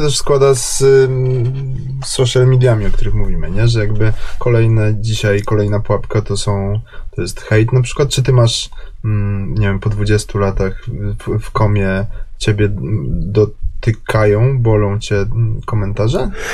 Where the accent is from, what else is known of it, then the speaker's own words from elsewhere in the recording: Kraków, Lesser Poland, Poland; jestem z Krakowa.